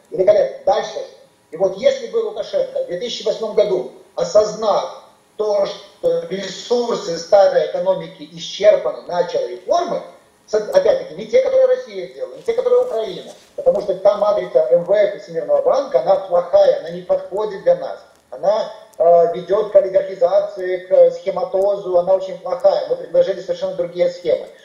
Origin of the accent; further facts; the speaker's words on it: Belarus; Мы, белорусы, в центре Европы, сборочный цех, сегодня на рынке труда конкурируем с Вьетнамом, Лаосом